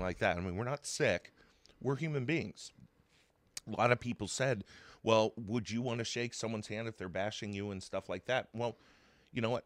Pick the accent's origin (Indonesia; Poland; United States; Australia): United States; Zelienople, Pennsylvania; I grew up in Zillionople since I was one year old.